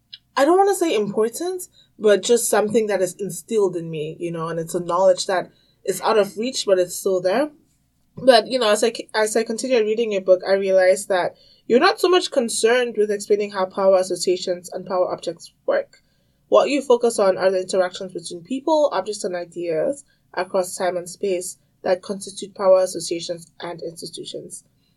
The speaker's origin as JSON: {"language": "English", "country": "Cameroon", "tie": "born or raised there", "also_born_or_lived": "Tanzania / Congo", "said": "growing up African, I grew up in Cameroon, Tanzania, and I also spent some time in Congo."}